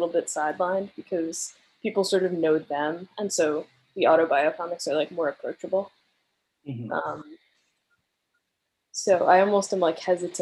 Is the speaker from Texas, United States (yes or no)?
no; Long Island, New York, United States; I grew up on Long Island with like 8 siblings, and I was homeschooled